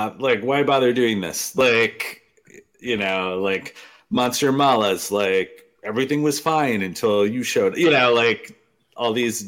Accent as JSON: {"language": "English", "region": "Wisconsin", "country": "United States", "tie": "born or raised there", "said": "growing up in Wisconsin"}